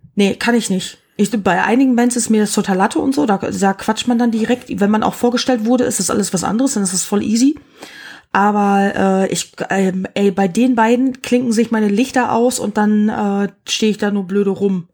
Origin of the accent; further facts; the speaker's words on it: Germany; als Deutscher